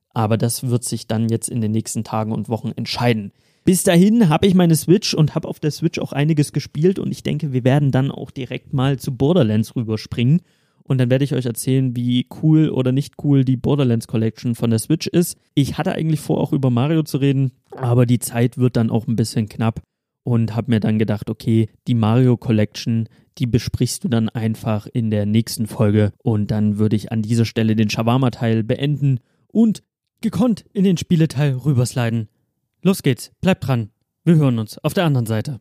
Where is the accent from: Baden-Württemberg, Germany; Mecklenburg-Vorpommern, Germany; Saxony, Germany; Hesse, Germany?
Saxony, Germany; Dresden; moved away as an adult; now in Cologne, Germany; ich bin hier in Dresden geboren, meine Mutter ist Dresdnerin